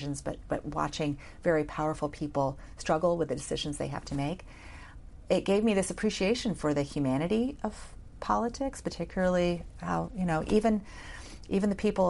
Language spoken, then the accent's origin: English; Arkansas, United States; moved away as an adult; I was from Arkansas.